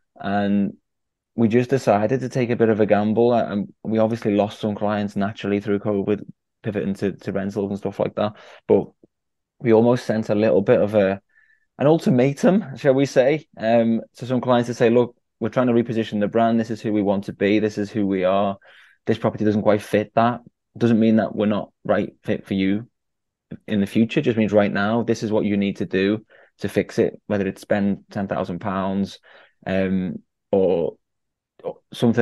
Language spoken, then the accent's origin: English; Liverpool, North West England, United Kingdom; my hometown of Liverpool